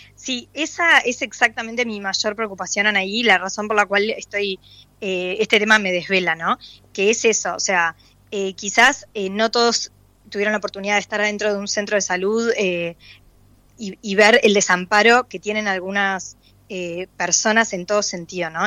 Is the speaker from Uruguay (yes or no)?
yes; Uruguay; como uruguaya